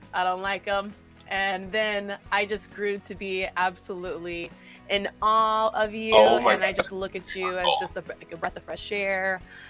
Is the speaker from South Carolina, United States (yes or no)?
yes; Columbia, South Carolina, United States; I'm out here from Columbia too, trying to get my ass to New York